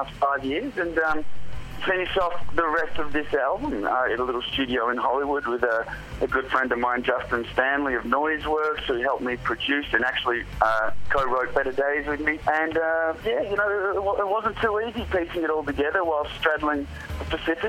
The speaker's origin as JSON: {"language": "English", "country": "Australia", "moved": "yes", "lives_now": "California, United States", "said": "I'm as Australian as"}